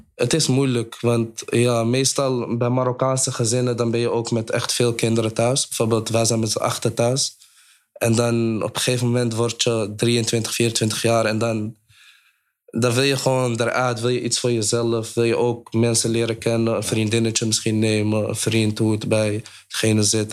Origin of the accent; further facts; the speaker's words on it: Amsterdam, North Holland, Netherlands; ik kom uit de Dapperbuurt